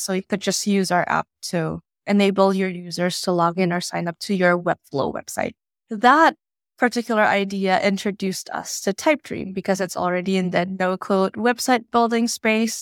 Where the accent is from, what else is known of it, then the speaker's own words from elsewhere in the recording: Indonesia; moved away as an adult; now in United States; I was born and raised in Indonesia, and I moved to the U S for college back in twenty fifteen